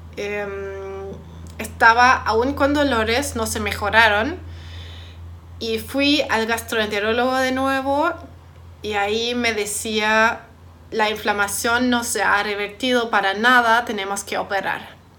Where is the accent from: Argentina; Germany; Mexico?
Germany; moved away; soy de Alemania